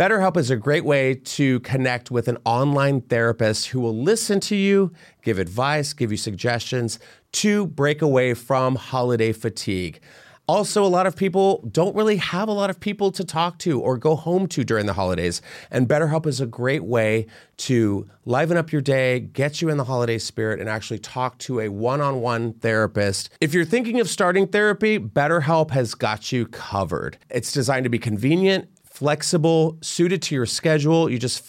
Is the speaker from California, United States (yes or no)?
no; Pennsylvania, United States; I'm from Pennsylvania.